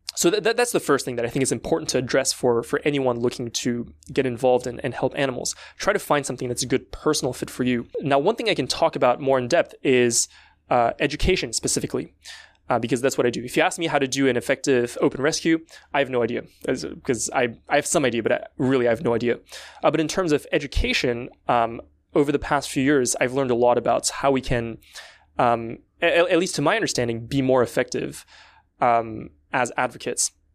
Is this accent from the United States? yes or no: no; France; I come from France